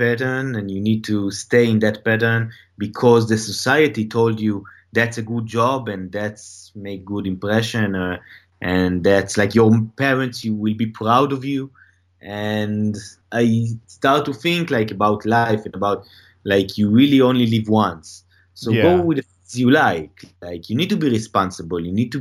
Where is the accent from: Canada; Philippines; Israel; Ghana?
Israel; Tel Aviv, Tel Aviv District; moved away as an adult; now in Los Angeles, United States; I'm from Tel Aviv.